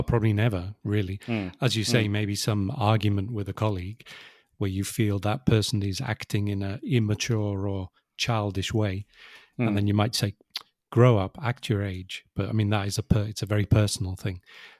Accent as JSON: {"language": "English", "town": "Wirral", "region": "North West England", "country": "United Kingdom", "tie": "born or raised there", "said": "So it's much easier to say I grew up in Liverpool, which is not strictly true, but very close, sort of 10, 15 kilometers away."}